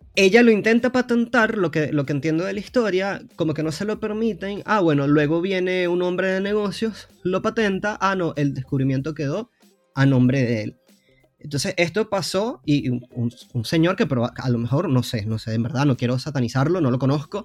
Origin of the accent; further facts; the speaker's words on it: Venezuela; moved away as an adult; also born or lived in Argentina; soy venezolano, para los que no sepan en el podcast, aunque mi, mi, acento creo que me delata. Pero estuve como siete años en Argentina